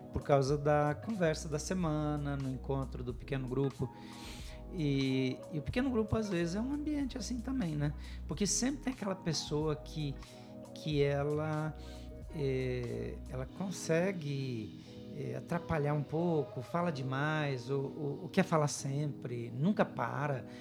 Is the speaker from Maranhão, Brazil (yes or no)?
no; Paraná, Brazil; first language German; Portuguese is a second language; also born or lived in Rio Grande do Sul / São Paulo; a gente aprendeu a falar alemão antes de falar português então já vem meio influenciado. O sotaque forte dos meus pais, que acabou influenciando a nossa maneira de falar. O fato de eu ter crescido no interior do Paraná